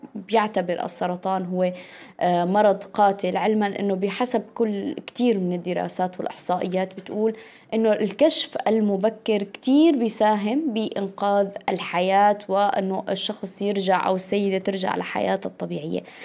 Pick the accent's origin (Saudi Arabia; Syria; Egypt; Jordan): Syria; نحن بظروفنا كسوريين